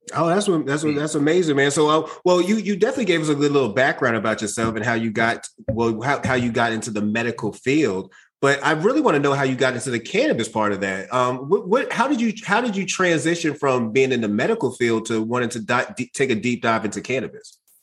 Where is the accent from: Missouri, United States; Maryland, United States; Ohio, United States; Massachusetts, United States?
Massachusetts, United States; Boston; I'm from Boston. I'm from Mattapan, as I mentioned, and I, I grew up around a, a, lot of Haitians